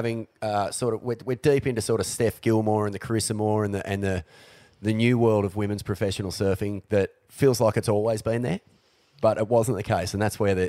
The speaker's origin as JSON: {"language": "English", "town": "New Brighton", "region": "Canterbury", "country": "New Zealand", "tie": "born or raised there", "said": "I grew up in New Brighton"}